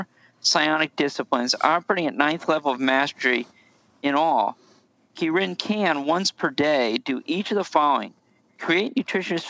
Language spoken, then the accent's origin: English; Southern United States, United States; We're Southern Americans